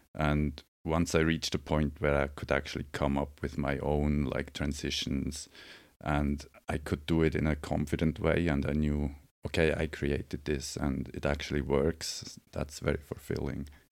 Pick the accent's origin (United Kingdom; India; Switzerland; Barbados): Switzerland; now in Los Angeles, United States; I'm from Switzerland